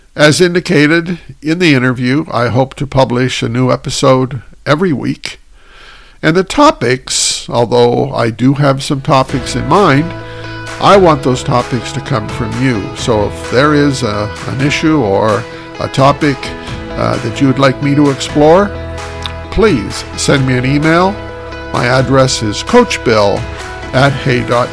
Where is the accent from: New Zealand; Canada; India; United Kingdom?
Canada; Kitchener, Ontario; my walk home from high school to my home happened to go by the KW Granite Club in my hometown of Kitchener Waterloo